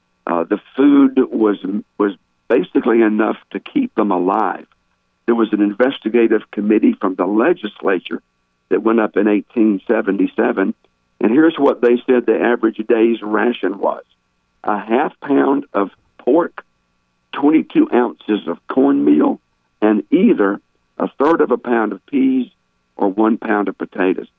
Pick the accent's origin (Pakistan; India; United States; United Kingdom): United States; Smithfield, North Carolina; now in Marion, United States; I was born and raised in Smithfield